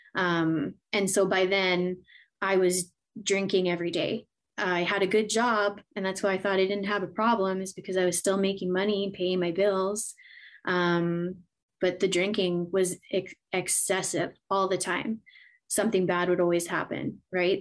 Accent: Edmonton, Alberta, Canada; born and raised in Edmonton, Alberta, Canada. I'm still here

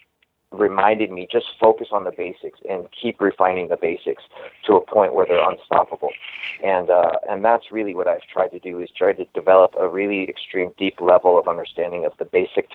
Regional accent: Oklahoma, United States; moved away; also born or lived in Los Angeles; I grew up in Oklahoma

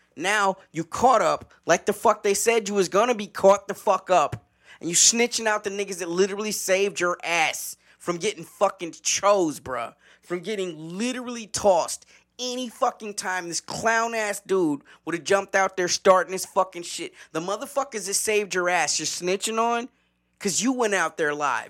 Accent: the South, United States; as a Southerner

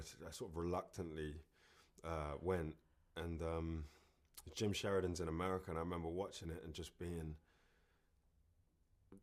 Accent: London, United Kingdom; I grew up in Kentish Town and I still live here and London's my home.

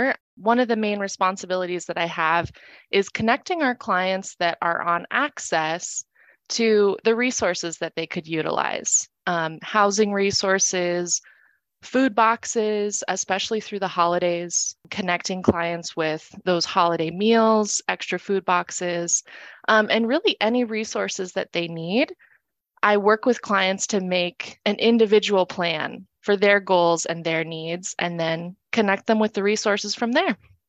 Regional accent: California, United States; born there; now in Phoenix, United States; I moved to Arizona from California, where I was born. I moved here in 2019 and started working at Family Shelter up in North Phoenix.

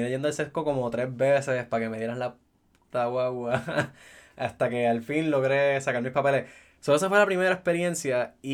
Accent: Caguas, Puerto Rico; yo soy de Caguas

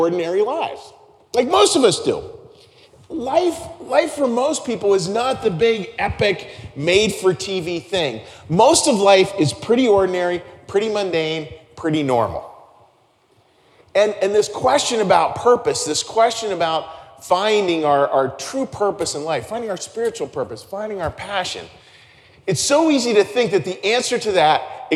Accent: Pittsburgh, Pennsylvania, United States; growing up in Pittsburgh

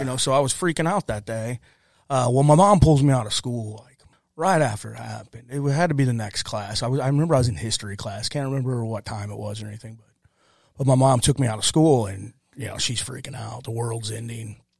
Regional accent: Ferguson, Missouri, United States; also born or lived in Granite City, Illinois / Texas; moved back from Texas to Ferguson, grew up, uh, Ferguson, Calverton Park area.

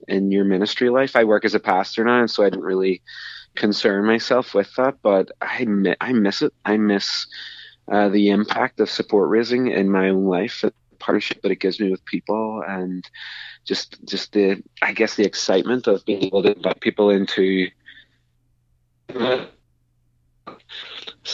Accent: Northern Ireland, United Kingdom; I'm from Northern Ireland myself

